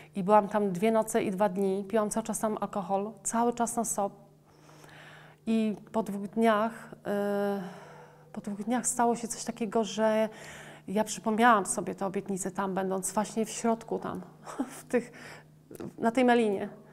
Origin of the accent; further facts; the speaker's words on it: Poland; Urodziłam się w Polsce